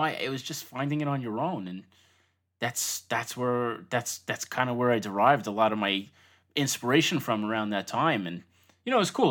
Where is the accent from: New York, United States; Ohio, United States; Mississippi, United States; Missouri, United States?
New York, United States; Long Island; also born or lived in Brooklyn; I grew up in Long Island, not too far from Manhattan in general